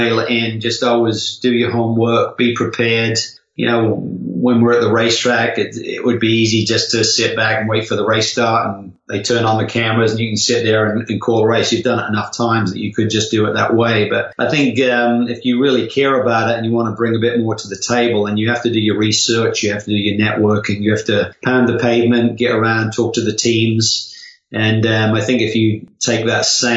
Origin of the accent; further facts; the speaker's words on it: Norwich, East of England, United Kingdom; Norwich, my hometown